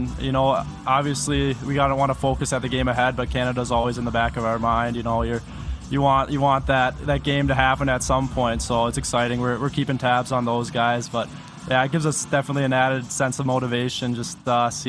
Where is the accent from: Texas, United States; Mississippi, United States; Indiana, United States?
Indiana, United States; South Bend; I grew up in South Bend